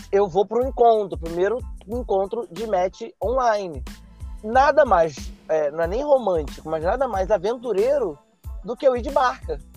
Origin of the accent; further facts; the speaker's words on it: Rio de Janeiro, Brazil; Ela era de São Gonçalo e eu sou do Rio, né? Eu, eu moro no Rio atualmente.